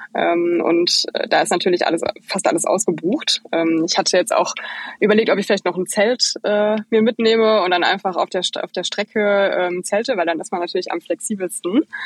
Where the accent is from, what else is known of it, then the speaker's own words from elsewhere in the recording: Bochum, North Rhine-Westphalia, Germany; moved away as an adult; now in Berlin, Germany; Ich bin eigentlich aus dem Ruhrpott, genauso wie ihr. Ich komme eigentlich aus Bochum